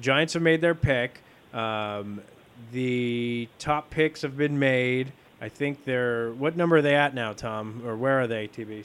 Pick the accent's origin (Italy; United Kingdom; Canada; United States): Italy; I'm from Italy, so I always think football, is soccer